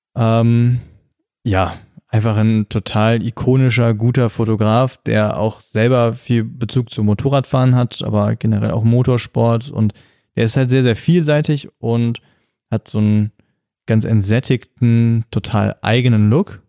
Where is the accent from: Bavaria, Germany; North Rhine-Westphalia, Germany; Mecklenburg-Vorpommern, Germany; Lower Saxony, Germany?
North Rhine-Westphalia, Germany; bei uns am Niederrhein in meiner Heimat